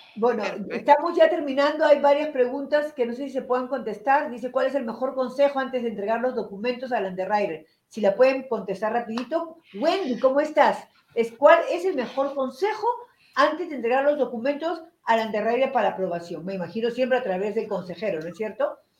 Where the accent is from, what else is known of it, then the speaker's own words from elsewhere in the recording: Lima, Peru; moved away; la ciudad donde yo nací, en Lima, Perú.